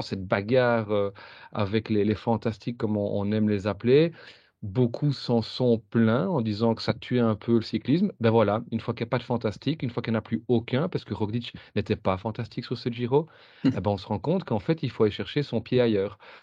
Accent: Belgium; quand on est belge

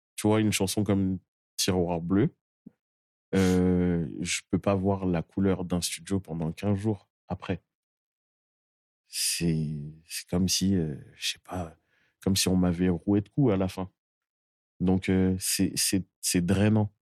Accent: Boulogne-Billancourt, Île-de-France, France; je viens de Boulogne-Billancourt et c'est une des grandes pépinières du, rap

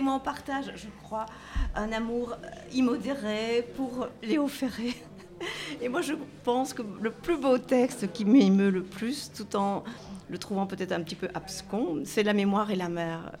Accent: Brussels, Brussels-Capital Region, Belgium; je viens de Bruxelles

